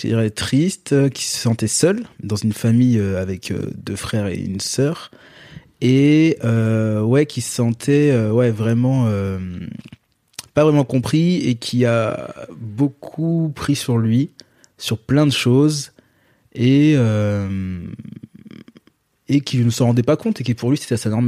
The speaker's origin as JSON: {"language": "French", "region": "Guadeloupe", "country": "France", "said": "moi je suis je suis guadeloupéen"}